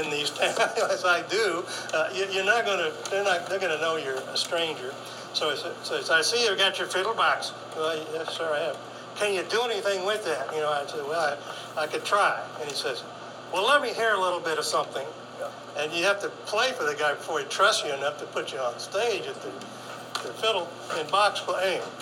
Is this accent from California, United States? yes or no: no; near St. Louis, Missouri, United States; Well, I'm from, let's just say I'm from St. Louis.